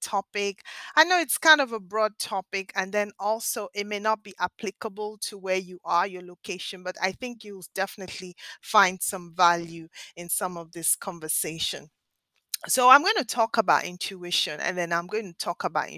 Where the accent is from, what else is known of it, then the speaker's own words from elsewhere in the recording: Nigeria; now in Philadelphia, United States; I spent my formative years in Nigeria in West Africa.